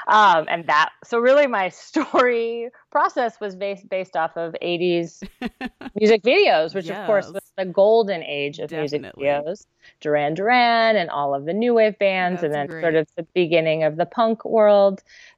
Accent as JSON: {"language": "English", "town": "Santa Cruz", "region": "California", "country": "United States", "tie": "born or raised there", "also_born_or_lived": "Melbourne, Australia", "said": "I grew up in Santa Cruz."}